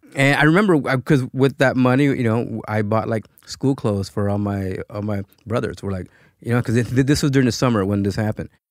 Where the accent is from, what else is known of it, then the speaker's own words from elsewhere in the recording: Los Angeles, California, United States; also born or lived in Michoacán, Mexico; I was born in Michoacán, um, but my parents immigrated, uh, to the U S when I was a year old. So I pretty much grew up in Pacoima, California